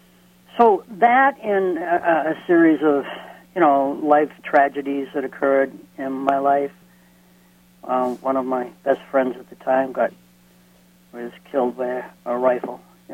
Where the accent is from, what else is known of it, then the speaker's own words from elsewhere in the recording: Lynn, Massachusetts, United States; I grew up in Lynn, Massachusetts.